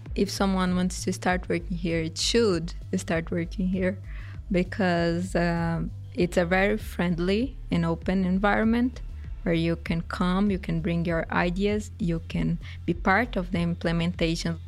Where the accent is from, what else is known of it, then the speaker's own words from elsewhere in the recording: Brazil; moved away as an adult; now in Sweden; I'm from Brazil